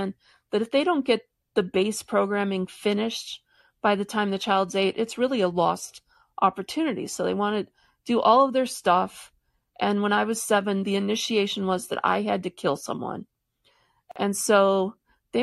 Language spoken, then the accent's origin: English; Michigan, United States; I grew up in Michigan